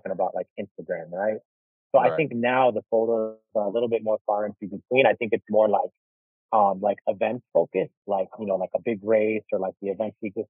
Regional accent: Chicago, Illinois, United States; growing up in Chicago when I did

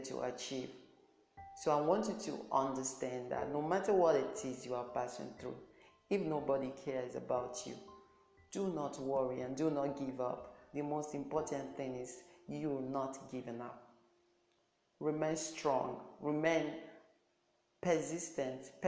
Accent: Nigeria; I'm from Nigeria

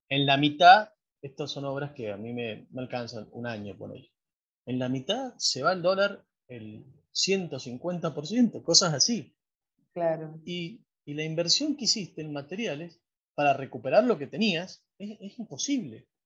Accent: Río Gallegos, Santa Cruz, Argentina; born there; Yo nací en Río Gallegos, ahí nomás de Comodoro.

